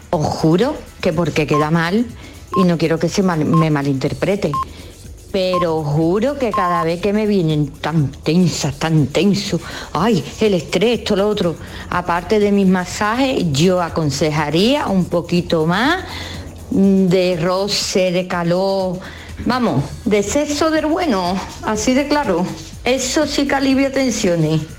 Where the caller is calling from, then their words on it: Seville, Andalusia, Spain; Yo tengo 46 años … de Sevilla y estoy totalmente de acuerdo.